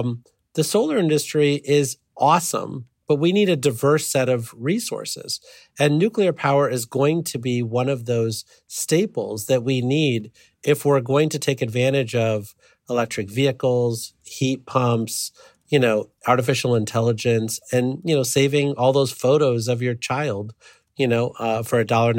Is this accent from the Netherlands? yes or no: no; Illinois, United States; I grew up near the Byron nuclear power plant.